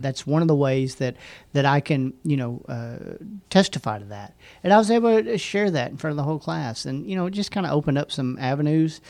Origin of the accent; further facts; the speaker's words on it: Hot Springs, Arkansas, United States; also born or lived in Benton, Arkansas; I grew up in Hot Springs, and I went to Lake Hamilton High School all the way up until my senior year, and then I moved to Benton and graduated from Benton High School